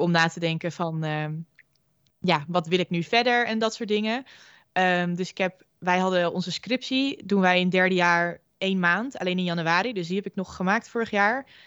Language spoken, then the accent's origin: Dutch; Groningen, Netherlands; moved away as an adult; now in Amsterdam, Netherlands; ik kom zelf uit Groningen, dus eh, flink ver verhuisd voor studie